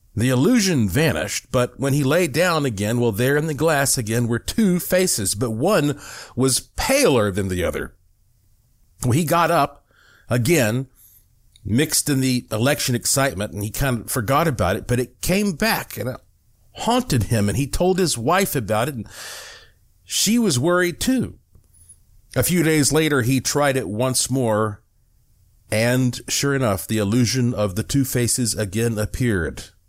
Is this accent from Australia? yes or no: no; Western North Carolina, United States; I grew up in Western North Carolina